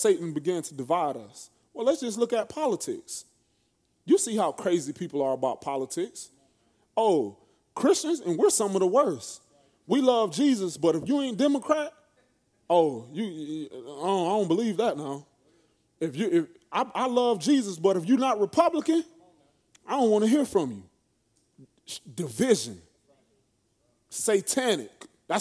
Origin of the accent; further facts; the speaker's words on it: Florida, United States; I'm from Florida. I'm not from the South, per se.